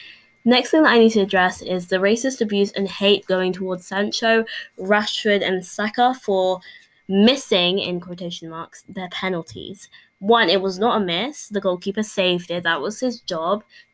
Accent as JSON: {"language": "English", "region": "England", "country": "United Kingdom", "said": "I myself am English. You can probably tell from my accent"}